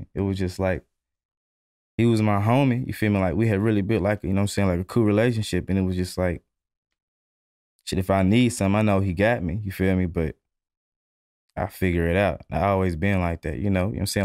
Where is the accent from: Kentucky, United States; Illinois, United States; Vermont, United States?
Kentucky, United States; Louisville; I'm from Louisville, Kentucky